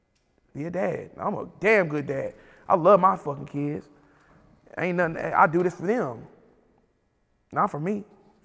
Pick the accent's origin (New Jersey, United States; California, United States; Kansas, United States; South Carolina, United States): Kansas, United States; But I'm from Kansas. I'm actually from Kansas, so I'm the biggest artist out of mm-hmm. Kansas.